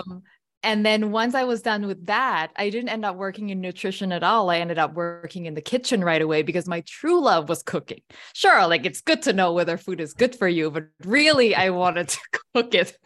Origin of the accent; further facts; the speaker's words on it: Thailand; I was born and raised in Thailand